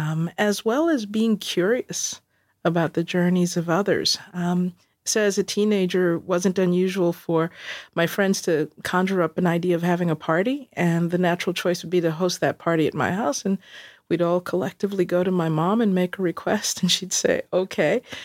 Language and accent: English; New York City, New York, United States; moved away as an adult; also born or lived in South Bronx / Fort Lauderdale / Dallas; I grew up in Queens